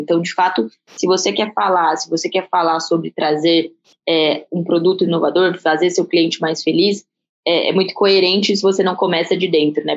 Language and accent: Portuguese; Barretos, São Paulo, Brazil; eu sou, sou de Barretos